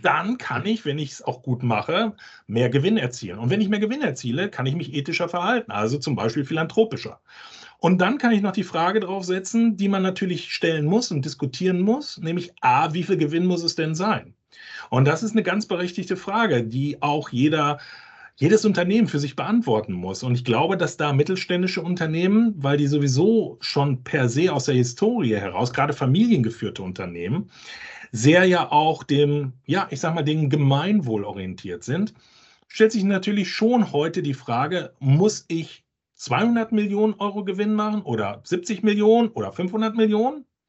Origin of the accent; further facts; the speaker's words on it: Hamburg, Germany; wo ich herkomme, aus Hamburg